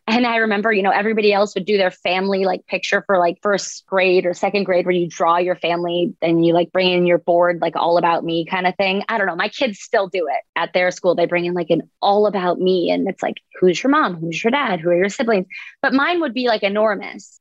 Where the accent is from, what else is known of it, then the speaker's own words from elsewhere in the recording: Boca Raton, Florida, United States; I grew up in Boca Raton and went to a private school